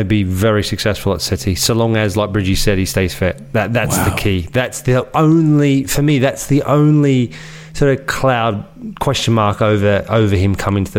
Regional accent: Australia

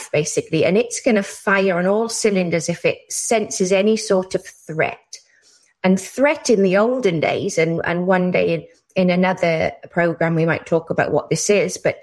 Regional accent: Wales, United Kingdom; now in Ontario, Canada; I studied human psychology in the UK. That's where I'm from. I'm very Welsh.

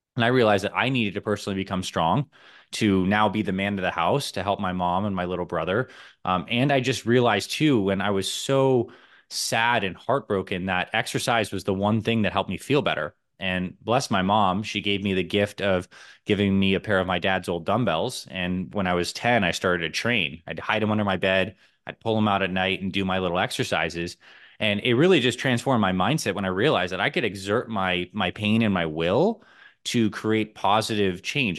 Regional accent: Syracuse, New York, United States; now in Arizona, United States; I grew up in Syracuse, New York

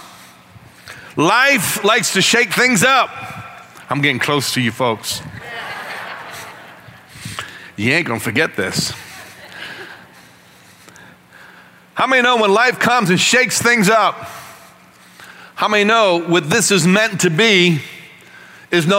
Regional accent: Northeast, United States; moved away; as a kid growing up in the Northeast

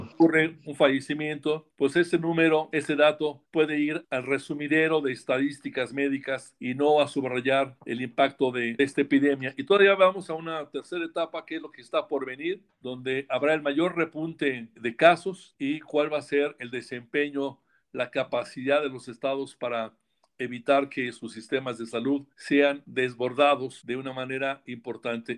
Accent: Mexico; como periodista mexicano

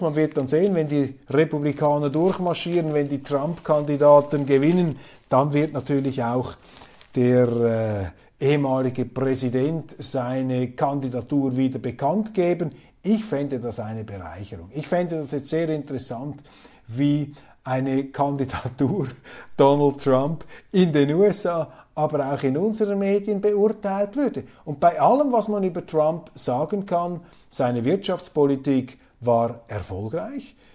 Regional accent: Switzerland; als Schweizer, ich bin ja ein Kleinstaatler

